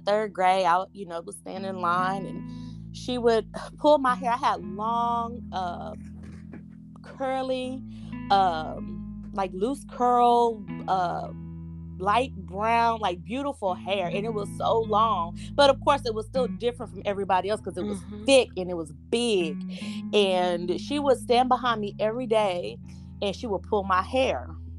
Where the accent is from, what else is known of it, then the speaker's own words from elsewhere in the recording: Rockport, Texas, United States; I grew up in Rockport, Texas.